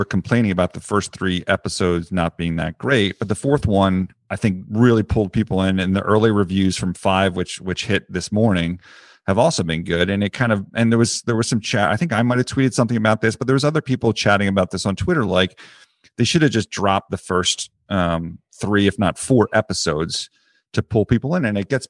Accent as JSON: {"language": "English", "town": "Philadelphia", "region": "Pennsylvania", "country": "United States", "accent": "Philly", "said": "Guess what generated water cooler in my Philly accent?"}